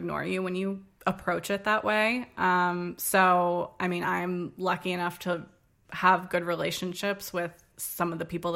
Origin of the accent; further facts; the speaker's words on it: Arlington, Virginia, United States; also born or lived in Charleston, South Carolina; now in Washington, D.C., United States; I am from Arlington, Virginia, which is right next to Washington, D.C., where I live now. Grew up there, spent my whole life up until 18 there